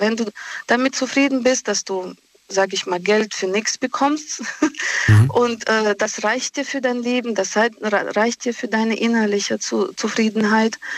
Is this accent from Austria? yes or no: no; Russia; now in Germany; ich komme aus Russland. Mhm. Aus Russland selbst